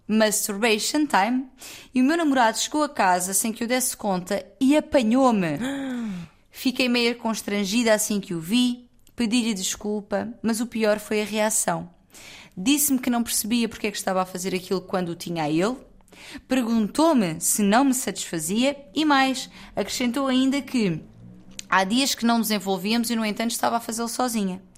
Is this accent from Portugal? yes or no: yes; Loulé, Algarve, Portugal; now in Lisbon, Portugal; eu sou de Lolé, que é a terra imediatamente ao lado